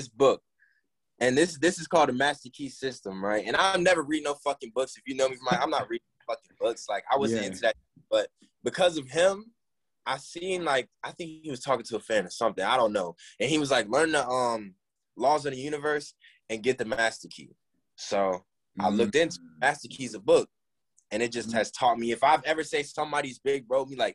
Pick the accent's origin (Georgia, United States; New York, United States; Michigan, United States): Georgia, United States; Gwinnett County; We all from Gwinnett, and I claim Gwinnett so hard